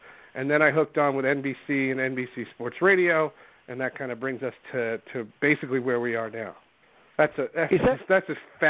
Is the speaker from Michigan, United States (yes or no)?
no; New Jersey, United States; moved away as an adult; also born or lived in Seattle; New York, which is where I had grown up. I grew up in New Jersey.